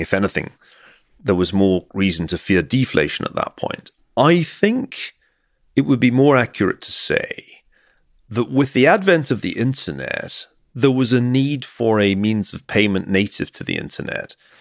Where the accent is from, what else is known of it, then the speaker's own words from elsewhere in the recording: Glasgow, Scotland, United Kingdom; accent: Scottish; moved away; I come from Glasgow